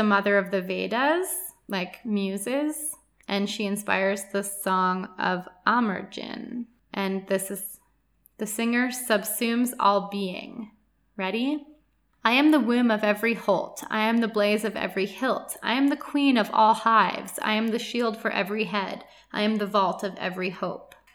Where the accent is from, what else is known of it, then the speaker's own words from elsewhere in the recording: Canada; I'm from Canada